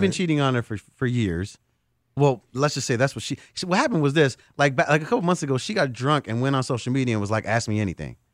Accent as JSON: {"language": "English", "town": "Chicago", "region": "Illinois", "country": "United States", "tie": "born or raised there", "said": "as a kid growing up in Chicago"}